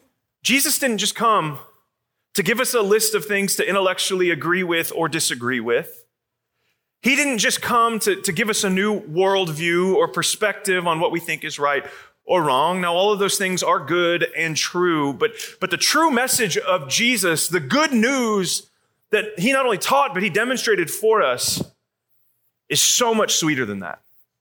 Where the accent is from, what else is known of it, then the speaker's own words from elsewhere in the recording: Atlanta, Georgia, United States; I come from Atlanta, Georgia.